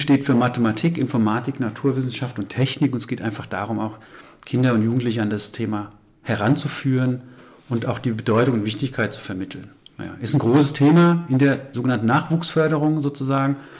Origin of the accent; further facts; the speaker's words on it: Frankfurt, Hesse, Germany; moved away as an adult; also born or lived in Aschaffenburg / Main-Kinzig-Kreis / Rhön; ich bin gebürtiger Frankfurter, habe dann im Main-Kinzig-Kreis okay. quasi den ersten berufliche ja. Station gehabt